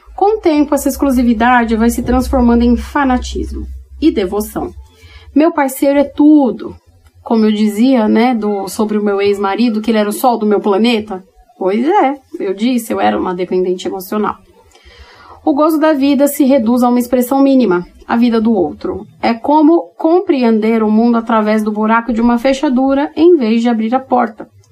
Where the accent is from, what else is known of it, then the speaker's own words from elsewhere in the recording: São Paulo, Brazil; moved away; Eu sou paulistana, nascida e criada na capital, hoje que moro em outro lugar do Brasil